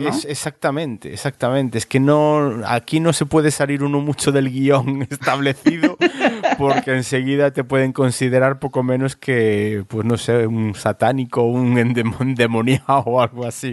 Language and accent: Spanish; Galicia, Spain; de donde soy yo, en Galicia